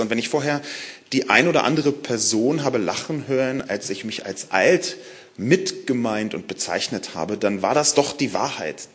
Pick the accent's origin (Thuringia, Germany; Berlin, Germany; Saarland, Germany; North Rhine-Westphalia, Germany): Berlin, Germany; aus Berlin, meiner Heimatstadt